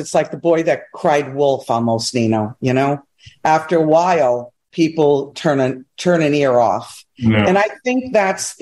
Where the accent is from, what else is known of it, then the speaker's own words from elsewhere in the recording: New York, United States; I'm a New Yorker